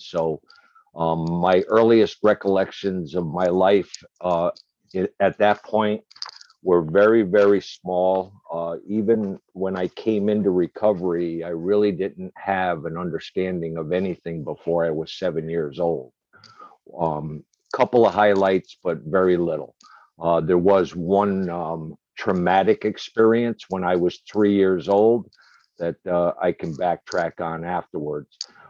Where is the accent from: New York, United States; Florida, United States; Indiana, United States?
New York, United States; Binghamton; So I was born in Binghamton, New York.